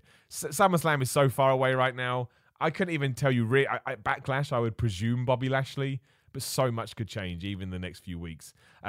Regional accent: Texas, United States; I'm from Texas, and the Von Erichs were rock stars here.

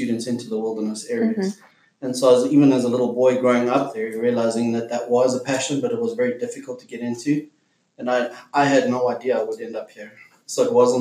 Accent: South Africa; from South Africa, and I'm a professional wildlife guide

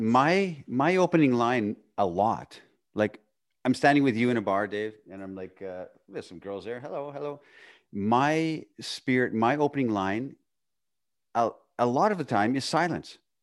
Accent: Northern Canada, Canada; I was this poor kid growing up in Northern Canada.

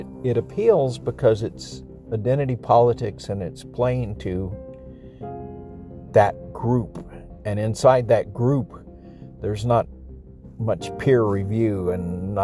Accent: El Paso, Texas, United States; moved away; also born or lived in Peru; I grew up with Hispanics in El Paso, 70-80% Hispanics

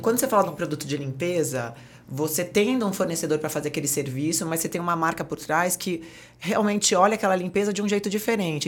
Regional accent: Santos, São Paulo, Brazil; moved away as an adult; now in São Paulo, Brazil; Sou Santista Caissara de Santos.

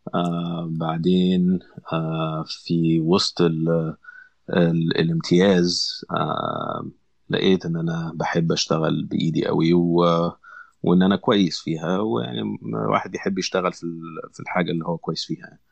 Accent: Alexandria, Alexandria Governorate, Egypt; moved away as an adult; now in United States; انا انا اسكندريه

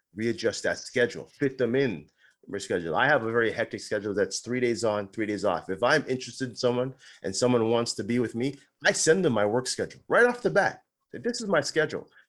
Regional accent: Ontario, Canada; moved away; I'm originally from Ontario

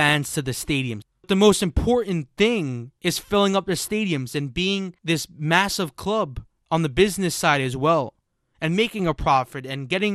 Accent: United States; an American

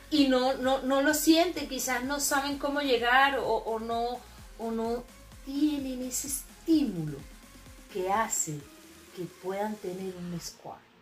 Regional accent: Maracay, Aragua, Venezuela; also born or lived in Puerto Ordaz, Venezuela; now in Chile; soy de Maracay, nací en Maracay y emigré

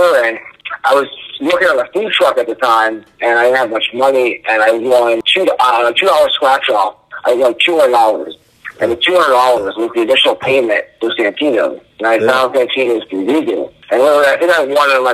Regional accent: New Jersey, United States; I'm from New Jersey

